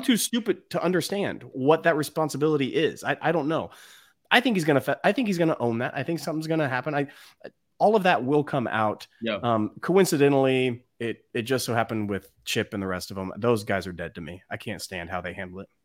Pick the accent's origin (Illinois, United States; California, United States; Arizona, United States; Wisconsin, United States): California, United States; I'm from California. I'm a California kid